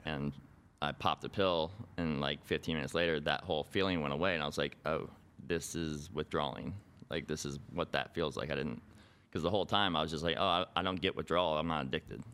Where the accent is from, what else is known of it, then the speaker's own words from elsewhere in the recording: Boulder City, Nevada, United States; I'm from a little town called Boulder City, which is right outside of Las Vegas